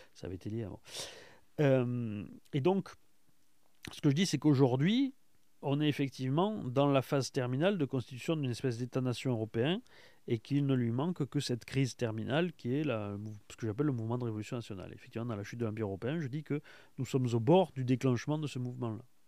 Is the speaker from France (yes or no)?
yes; France; en tant que Français